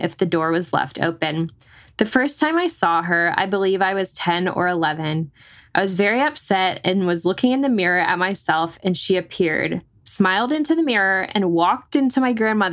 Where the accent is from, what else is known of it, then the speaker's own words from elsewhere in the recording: North Texas, United States; growing up in North Texas